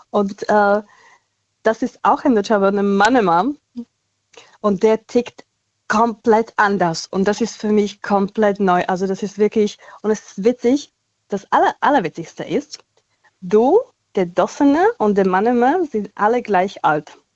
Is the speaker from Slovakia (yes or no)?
yes; Slovakia; German is a second language; ich komme ja aus der Slowakei und mein Ex war äh, aus Tschechien